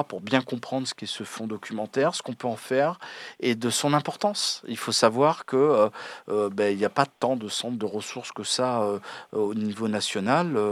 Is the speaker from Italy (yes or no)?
no; France; en tant que Français métropolitains